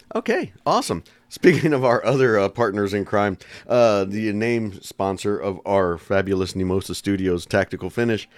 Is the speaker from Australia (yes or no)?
no; San Antonio, Texas, United States; I gotta go with my hometown team.